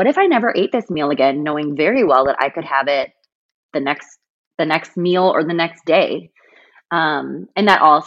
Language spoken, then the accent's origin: English; South Dakota, United States; I'm from South Dakota. Everywhere is 15 minutes